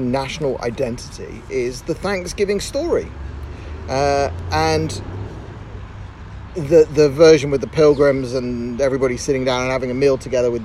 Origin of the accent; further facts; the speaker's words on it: United Kingdom; moved away as an adult; now in Tel Aviv, Israel; I grew up in Great Britain and I moved to Israel 10 years ago.